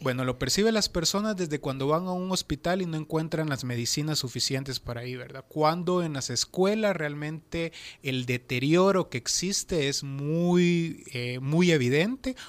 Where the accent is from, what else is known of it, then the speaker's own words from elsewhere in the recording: Nahuizalco, Sonsonate, El Salvador; yo soy de Nahuizalco